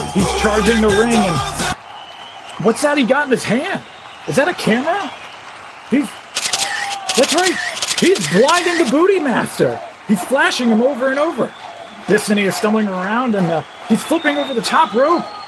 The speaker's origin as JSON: {"language": "English", "town": "Washington", "region": "District of Columbia", "country": "United States", "tie": "born or raised there"}